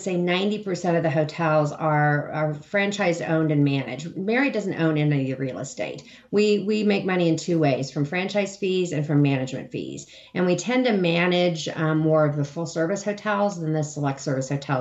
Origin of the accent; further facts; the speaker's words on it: Hutchinson, Kansas, United States; moved away; my hometown of Hutchinson, Kansas